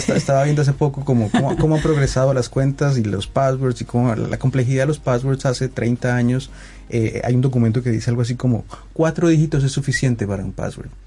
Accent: Colombia; yo soy colombiano

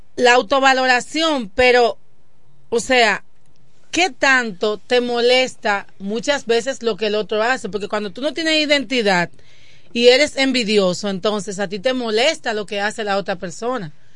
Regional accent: Dominican Republic; de Quisqueya, hija de Ramón y Arelis

